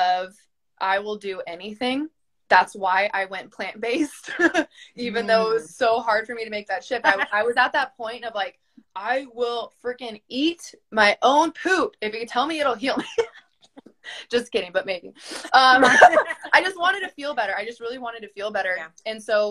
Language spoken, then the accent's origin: English; Texas, United States; I am Mexican German from Texas